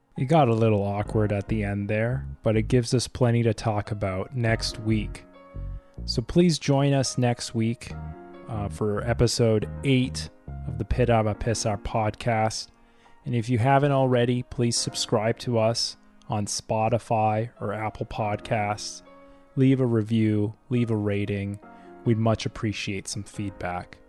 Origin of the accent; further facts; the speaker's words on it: Canada; also born or lived in Japan; my own country.